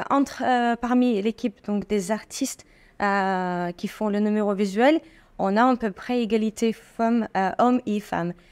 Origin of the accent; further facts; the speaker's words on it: Estonia; born there; Et en fait, euh, moi, je suis née en Estonie. Rien à voir avec ma pays d'origine